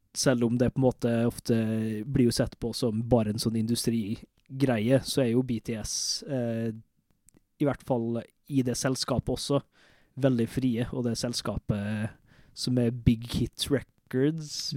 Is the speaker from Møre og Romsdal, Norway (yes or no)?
yes; Molde, Møre og Romsdal, Norway; Men vi er begge to fra Møre og Romsdal. Jeg er fra Molde